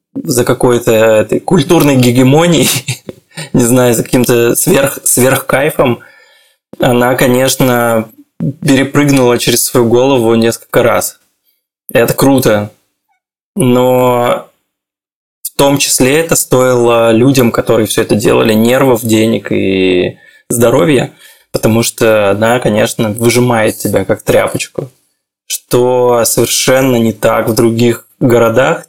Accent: Khabarovsk, Khabarovsk Krai, Russia; moved away as an adult; also born or lived in Moscow, Russia / Belgrade, Serbia; now in Tel Aviv, Israel; Я из Хабаровска

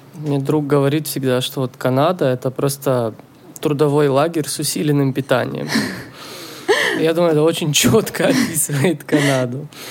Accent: Israel; now in Canada; я из Израиля вообще

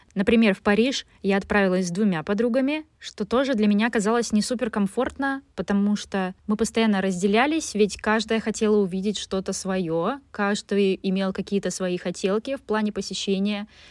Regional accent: Vyborg, Leningrad Oblast, Russia; родилась и жила все детство в Выборге

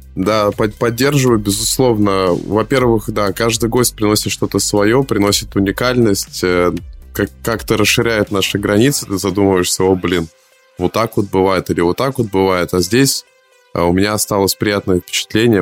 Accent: Saint Petersburg, Russia; я из Питера, я звоню в Москву

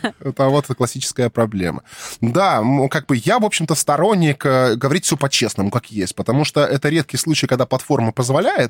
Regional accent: Krasnodar Krai, Russia; я тут коренной

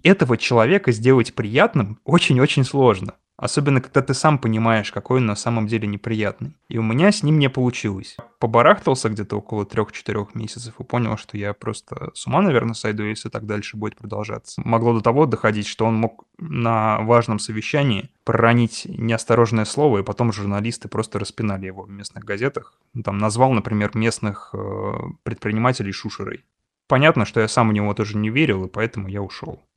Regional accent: Russia; я из России

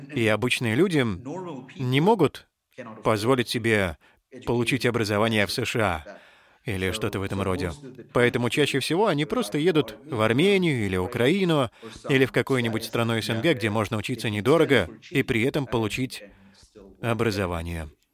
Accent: India

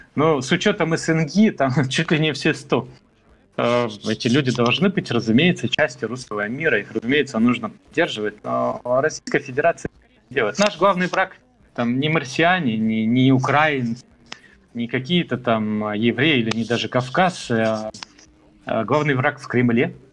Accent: Moldova; now in Canada; я из Молдавии

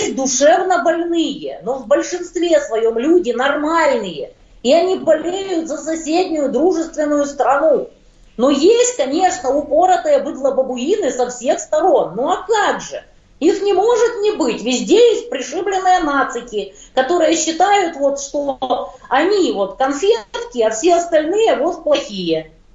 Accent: Ukraine; я из Украины

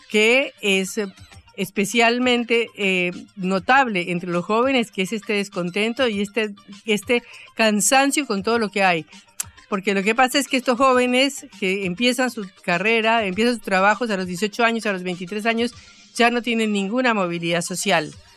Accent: Colombia; now in Buenos Aires, Argentina; en Colombia, en mi país

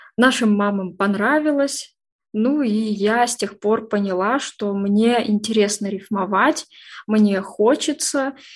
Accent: Orsk, Orenburg Oblast, Russia; moved away as an adult; now in Yekaterinburg, Russia; Родилась в Оренбургской области, город Орск, такой небольшой городок

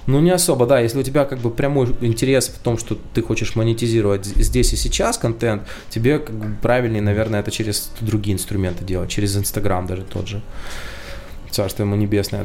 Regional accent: Ukraine; я украинец

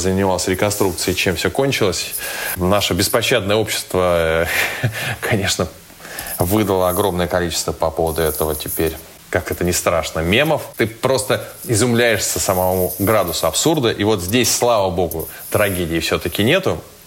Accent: Saint Petersburg, Russia; мой родной город

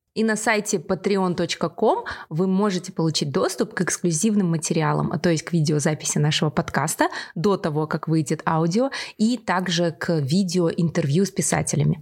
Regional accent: Kazakhstan; мы из Казахстана

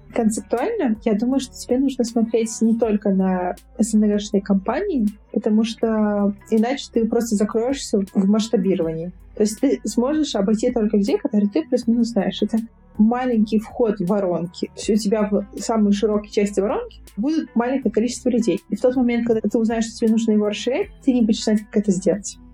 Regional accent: Moldova; Я молдаванка. У меня молдавское гражданство

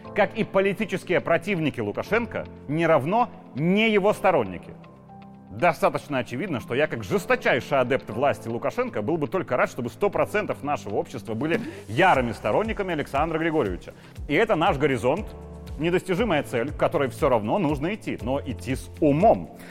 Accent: Belarus; Я такой же, как и все мы, белорусы

